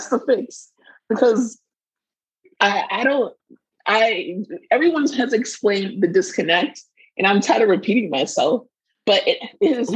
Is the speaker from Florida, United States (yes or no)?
yes; Florida, United States; We are from Florida